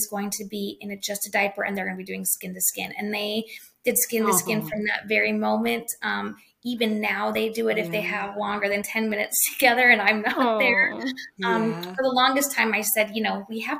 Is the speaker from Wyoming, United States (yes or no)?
yes; Wyoming, United States; I grew up in Wyoming